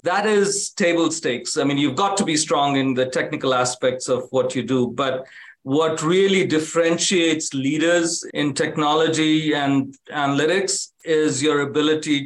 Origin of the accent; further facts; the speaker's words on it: India; moved away as an adult; also born or lived in Africa / Kanpur, India; now in United States; I grew up in India and Africa